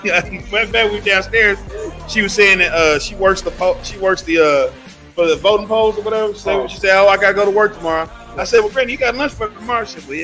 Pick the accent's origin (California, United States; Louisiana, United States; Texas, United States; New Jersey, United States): Texas, United States; Cedar Hill; Shout out to Cedar Hill for having us out here in my hometown.